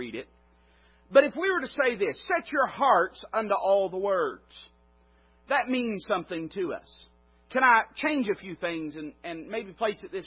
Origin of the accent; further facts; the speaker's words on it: Appalachia, United States; I'm Appalachian American. I'm not ashamed of it